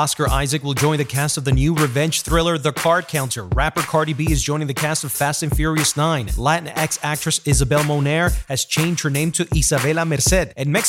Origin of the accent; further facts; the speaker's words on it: Caribbean coast, Colombia; I'm Colombian myself. My mom and dad were born in Barranquilla. Soy costeño.